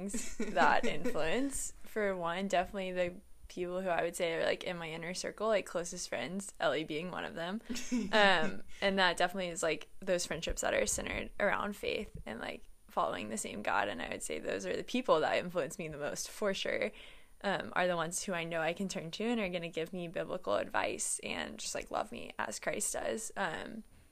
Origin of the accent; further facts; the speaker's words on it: Nashville, Tennessee, United States; I'm from Nashville.